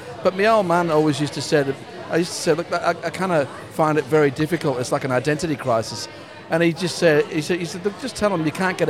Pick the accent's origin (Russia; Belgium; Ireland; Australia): Australia; I've been out here since I was 6 years old. So I guess there's a kind of big part of me that also feels Australian as well.